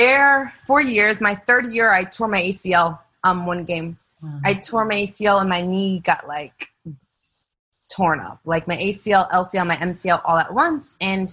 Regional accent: Gardner, Massachusetts, United States; I was born and raised in Massachusetts, small town, Gardner

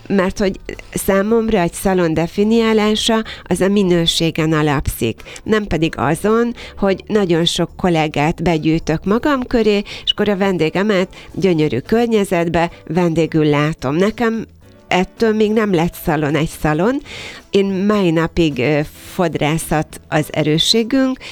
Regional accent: Kiskunhalas, Bács-Kiskun, Hungary; moved away as an adult; now in Budapest, Hungary; 31 évvel ezelőtt jelent meg Kiskunhalason az első szépségszalon

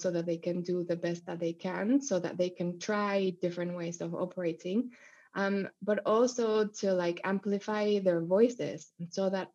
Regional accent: Mexico; moved away; I grew up in Mexico

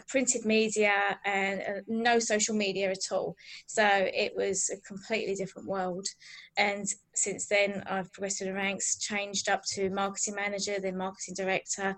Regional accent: Billericay, East of England, United Kingdom; I'm from Billericay in Essex, so I'm an original Essex girl.

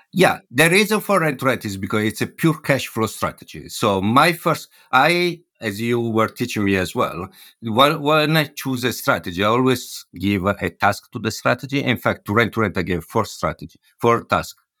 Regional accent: Milan, Lombardy, Italy; moved away as an adult; also born or lived in Hamburg / London; now in Bristol, United Kingdom; Milano, where I come from

